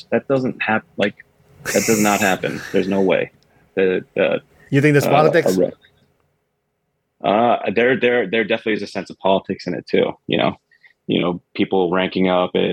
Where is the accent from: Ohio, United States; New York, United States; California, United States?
New York, United States; Queens; So I grew up in Queens.